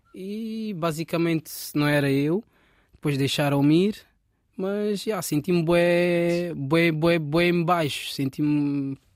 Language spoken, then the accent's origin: Portuguese; Rio de Mouro, Lisbon, Portugal; also born or lived in Angola / France; Eu basicamente cresci cá, em Portugal